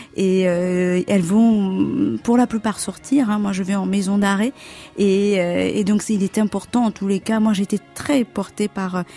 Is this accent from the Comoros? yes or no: yes; Comoros; moved away; je suis née aux Comores